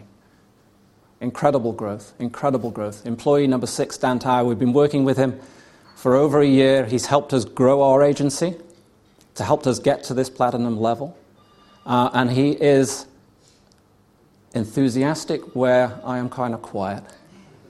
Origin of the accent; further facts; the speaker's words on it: United Kingdom; I'm British